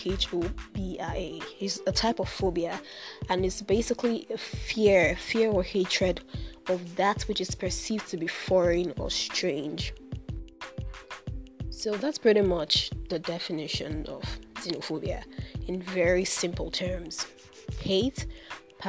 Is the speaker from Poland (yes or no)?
no; Nigeria; I am in Nigeria. I am a Nigerian living in Nigeria.